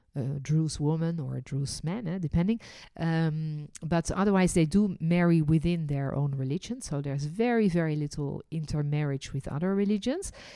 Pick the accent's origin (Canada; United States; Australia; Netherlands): Netherlands; born or raised there; also born or lived in France; now in Israel